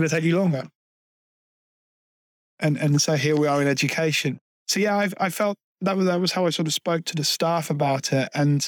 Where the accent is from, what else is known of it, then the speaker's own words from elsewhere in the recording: Peterborough, East of England, United Kingdom; my hometown. I'm from Peterborough originally, in Cambridgeshire. When I moved to Peterborough in 1990